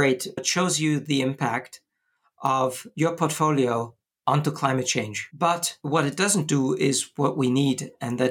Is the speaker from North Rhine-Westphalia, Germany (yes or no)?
yes; Bonn, North Rhine-Westphalia, Germany; moved away as an adult; now in Switzerland; I come from Germany and studied computer science in my hometown, Bonn, Germany.